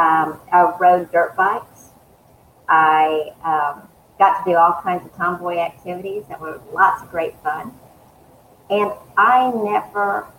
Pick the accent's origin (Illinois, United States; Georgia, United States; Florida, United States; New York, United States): Georgia, United States; Eastman; also born or lived in Northern California / Warner Robins, Georgia; I grew up in South Georgia, Middle Georgia, East, which is a small town in Central Georgia, Dodge County